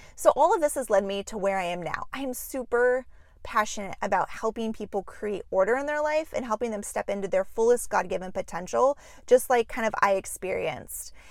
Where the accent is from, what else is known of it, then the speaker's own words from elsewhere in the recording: Juneau, Alaska, United States; moved away as an adult; now in Minneapolis, United States; I was born and raised in Juneau, Alaska